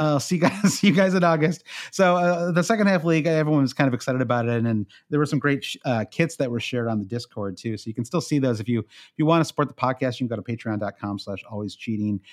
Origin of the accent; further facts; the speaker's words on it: United States; as an American